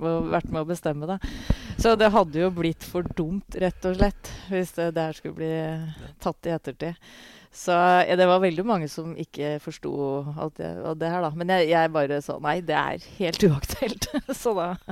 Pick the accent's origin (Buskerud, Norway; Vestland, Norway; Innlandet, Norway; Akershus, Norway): Innlandet, Norway; Hamar; jeg vokste opp på tribuna på Briskeby